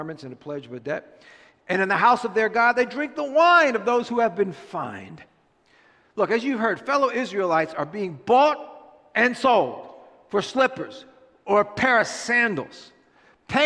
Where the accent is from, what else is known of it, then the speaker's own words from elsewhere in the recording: United States; as an American Christian